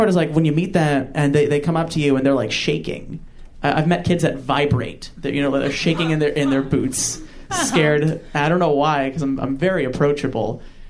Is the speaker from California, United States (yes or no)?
no; Massapequa, New York, United States; I'm from Long Island, New York, Massapequa.